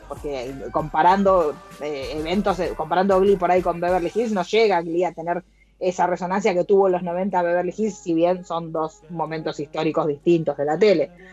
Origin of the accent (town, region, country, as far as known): Argentina